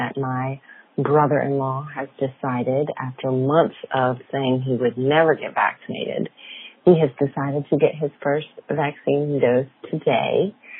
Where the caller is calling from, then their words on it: Raleigh, North Carolina, United States; I'm calling from Raleigh, North Carolina